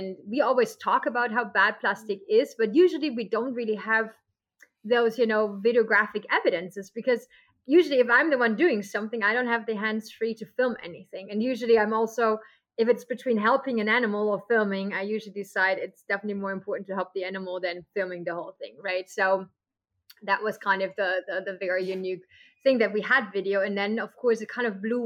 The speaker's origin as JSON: {"language": "English", "country": "Germany", "moved": "as an adult", "lives_now": "Costa Rica", "said": "I'm from Germany."}